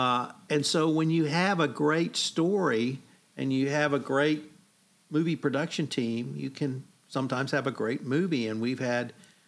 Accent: Canada; I'm Canadian.

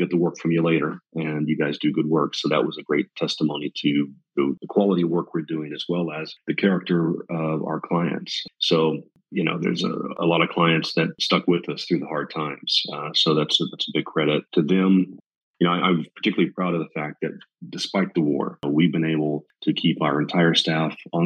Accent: United States; moved away as an adult; now in Kyiv, Ukraine; as an American

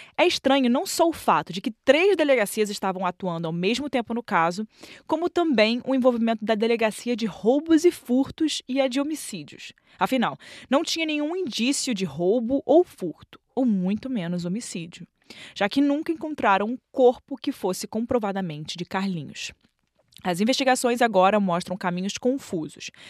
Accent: Rio de Janeiro, Brazil; Eu cresci é, na Tijuca, que é perto do Maracanã. Até minha adolescência eu morava no Maracanã.

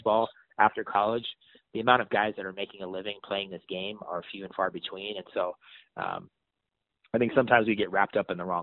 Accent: San Francisco, California, United States; I grew up in San Francisco

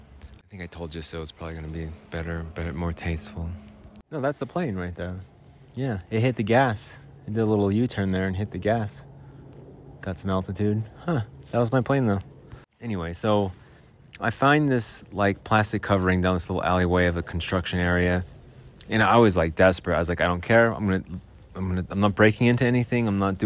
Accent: Arizona, United States; I grew up in Arizona. We'd always ride our bikes in the alleys and mess around in the alleys.

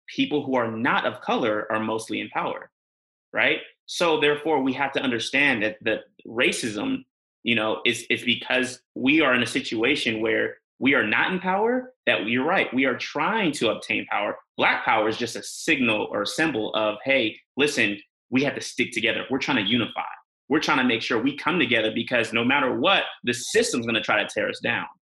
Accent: Bay Area, California, United States; also born or lived in England; I'm from California, you know, I'm from the Bay Area

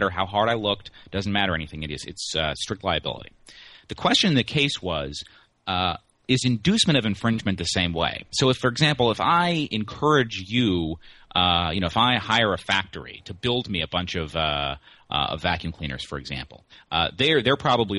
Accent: Pueblo, Colorado, United States; now in Washington, D.C., United States; the Pueblo Chieftain, the paper of my hometown

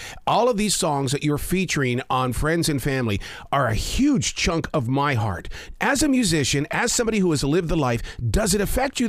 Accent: Montana, United States; I'm from Montana.

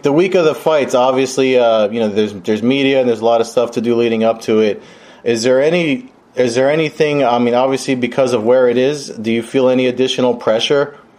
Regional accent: New Jersey, United States; they know I'm from Jersey.

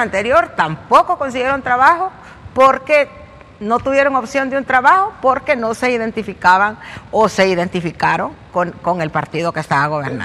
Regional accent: Honduras; soy hondureña

